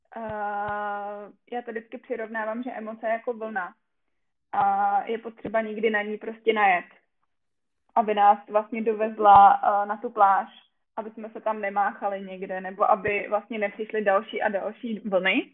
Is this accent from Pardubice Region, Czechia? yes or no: no; a small village in South Bohemia, South Bohemian Region, Czechia; moved away as an adult; now in Brno, Czech Republic; já úplně pocházím z malé vesničky, ale to tady asi nebudu tak jako říkat v jižních Čech